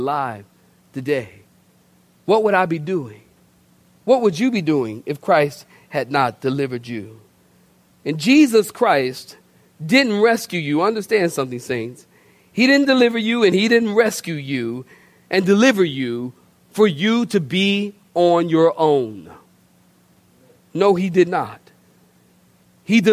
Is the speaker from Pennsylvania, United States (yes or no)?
yes; Philadelphia, Pennsylvania, United States; moved away; also born or lived in Oceanside, California; I'm from Philadelphia originally